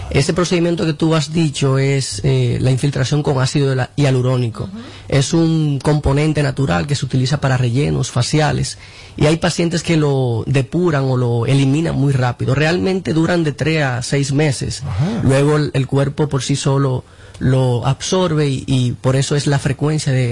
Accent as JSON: {"language": "Spanish", "country": "Dominican Republic", "also_born_or_lived": "Mexico", "said": "a veces se nos pega un poquito el acento, pero soy puramente dominicano."}